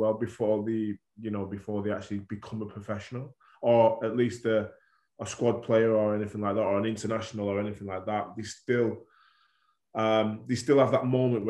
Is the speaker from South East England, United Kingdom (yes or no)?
no; Warrington, North West England, United Kingdom; being a Warrington lad anyway, my passion was to play for my hometown team